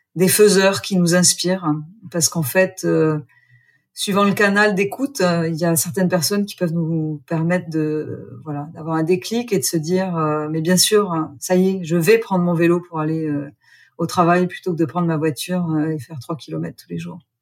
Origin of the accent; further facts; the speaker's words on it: Gers, Occitania, France; moved away; also born or lived in Australia; Je suis née dans le Gers, j'ai fait une école de commerce, j'ai longtemps vécu en Australie